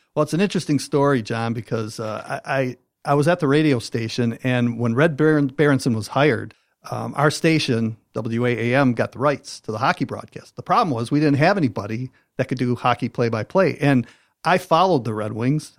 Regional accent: Detroit, Michigan, United States; I grew up in Detroit and on the west side of Detroit near the Rouge Park area

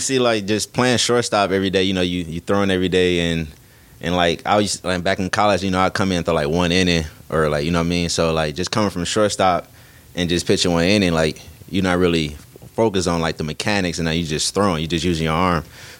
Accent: Detroit, Michigan, United States; when I go to other states and they ask where I'm from and I say Detroit, they get real excited

